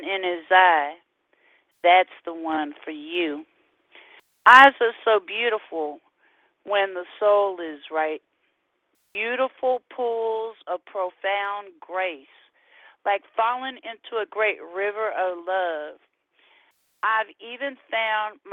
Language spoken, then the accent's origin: English; California, United States; now in Houston, United States; we're from California